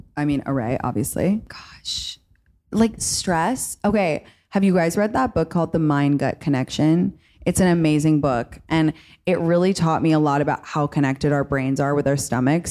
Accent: London, United Kingdom; moved away as an adult; now in United States; I grew up in London and then I had college in America

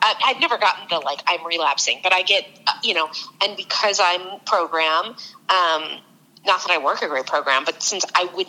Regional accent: California, United States; Marin County up north.

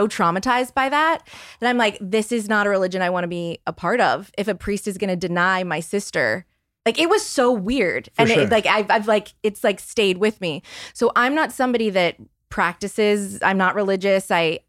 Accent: New Orleans, Louisiana, United States; I was raised Catholic. I'm from New Orleans, so a super Catholic city.

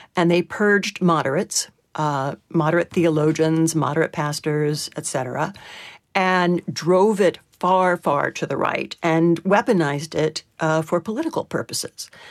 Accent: United States; I describe Oklahoma, Texas, and Louisiana as American petrostates. And growing up there

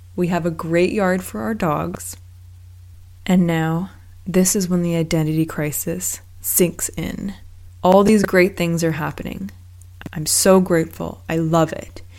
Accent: Vancouver, British Columbia, Canada; moved away as an adult; also born or lived in Los Angeles; growing up in Vancouver, I always thought that I would eventually make my way home

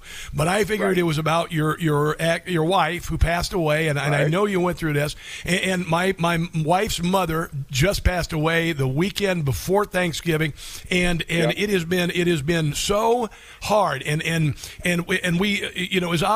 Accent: Iowa, United States; I grew up in Iowa

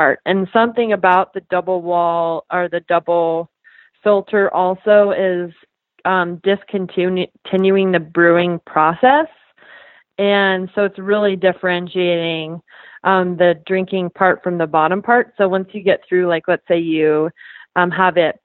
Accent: Canada; I'm from Canada

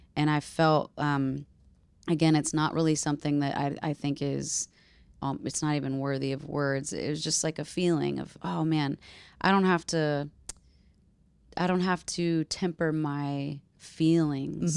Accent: Nashville, Tennessee, United States; my first adult experience living in my hometown by myself in my own house.

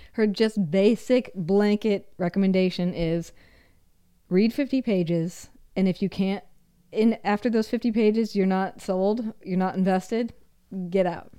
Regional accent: Minnesota, United States; moved away; I'm also from the Midwest. And when I was a child in the Midwest, learning how to shoot a gun was part of gym class

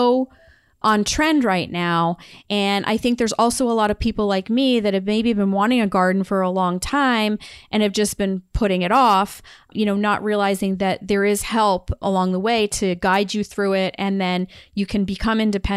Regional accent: Maine, United States; because I grew up in Maine

